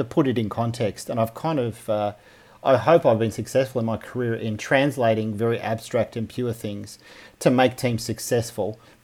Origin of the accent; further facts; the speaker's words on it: Melbourne, Victoria, Australia; I grew up in Melbourne.